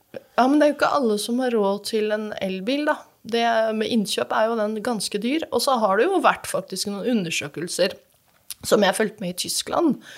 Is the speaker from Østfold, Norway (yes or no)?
yes; Fredrikstad, Østfold, Norway; jeg vokste opp på Rollsøy